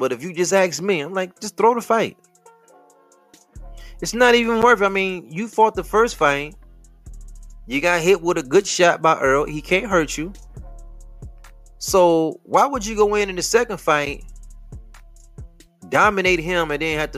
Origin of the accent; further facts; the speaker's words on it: Detroit, Michigan, United States; I'm from Detroit